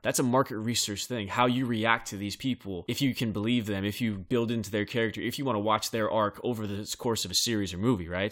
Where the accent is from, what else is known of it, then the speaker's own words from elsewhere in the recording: Bakersfield, California, United States; in my hometown, Bakersfield, California